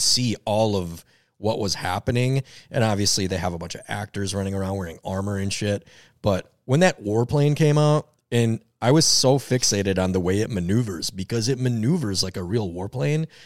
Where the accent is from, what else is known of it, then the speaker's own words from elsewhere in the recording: Minneapolis, Minnesota, United States; We're all from the Twin Cities